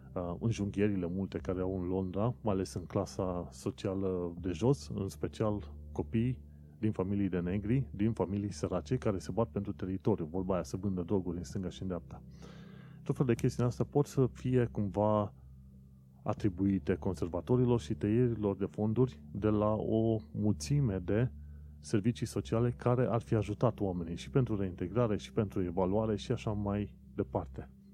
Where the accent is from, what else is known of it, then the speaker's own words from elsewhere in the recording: Romania; now in London, United Kingdom; Pentru noi, ca români, nu este nimic nou să vedem chestiunile astea întâmplându-se în UK.